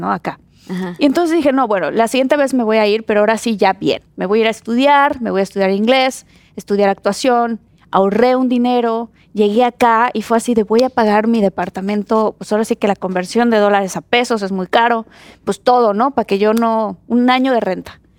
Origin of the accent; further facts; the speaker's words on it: Mexico; moved away as an adult; now in United States; soy mexicana.